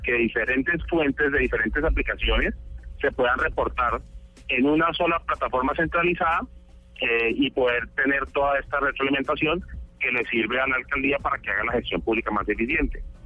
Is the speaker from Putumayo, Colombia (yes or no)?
no; Cali, Valle del Cauca, Colombia; also born or lived in United States; yo nací en Estados Unidos, pero desde pequeño he vivido toda la vida en Cali.